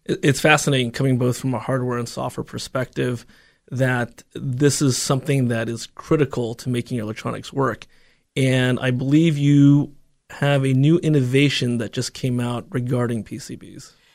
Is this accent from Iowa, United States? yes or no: no; Silicon Valley, California, United States; growing up in the Valley